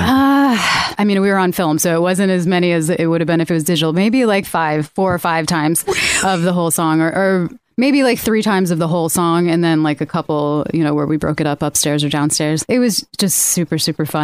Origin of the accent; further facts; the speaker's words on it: Connecticut, United States; moved away; I'm also from Connecticut